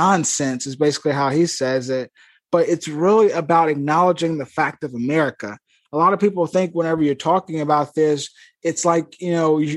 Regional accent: Eupora, Mississippi, United States; my hometown in Eupora, Mississippi

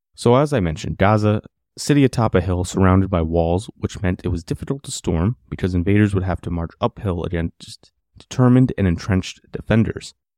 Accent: United States; us Americans

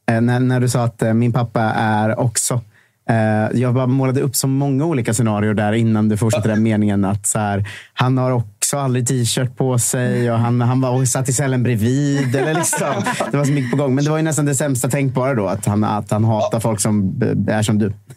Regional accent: 40 km from Boxholm, Östergötland, Sweden; moved away as an adult; Boxholm, som är så här fyra mil från där jag kommer ifrån

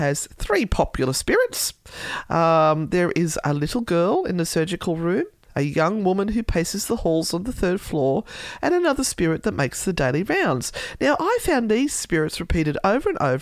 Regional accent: Australia; my being Australian

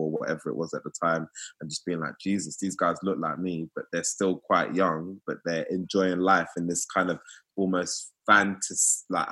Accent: London, United Kingdom; a young black boy that's growing up in England, in London, around that time.

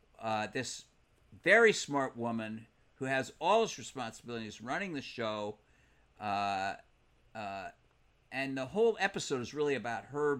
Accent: Providence, Rhode Island, United States; my hometown of Providence, Rhode Island

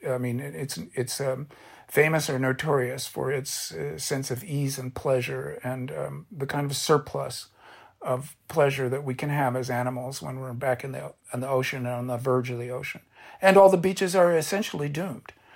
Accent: Orange County, California, United States; I'm a beach kid. I grew up in Orange County

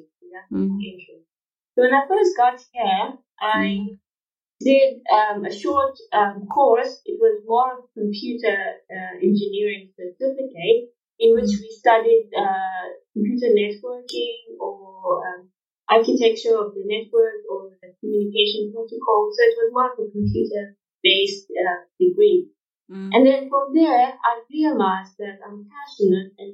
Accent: Jeddah, Makkah Province, Saudi Arabia; English is a second language; moved away as an adult; also born or lived in Wad Madani, Sudan / Pretoria, South Africa / Grahamstown, South Africa; now in Durban, South Africa; We moved and I grew up in Saudi. I did most of all my schooling actually in Saudi, Jeddah, and the schools there were Arabic.

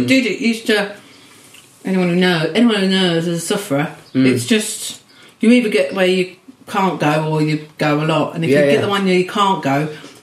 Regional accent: Swanley, South East England, United Kingdom; In Kent. {S8} Yeah. {S3} Delightful Swanley. Which then we moved to a village called Longfield when I was a teenager.

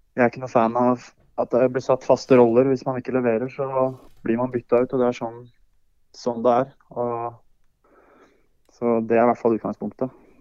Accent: Hamar, Innlandet, Norway; moved away; also born or lived in United States; Det er jo der jeg er ifra

